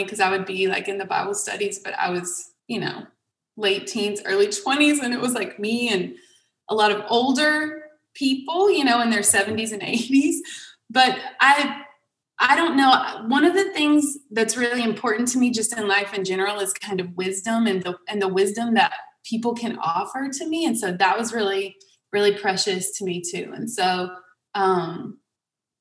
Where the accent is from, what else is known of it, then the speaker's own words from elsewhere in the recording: Sauk Rapids, Minnesota, United States; also born or lived in Crawfordville; I grew up there and was really involved with the youth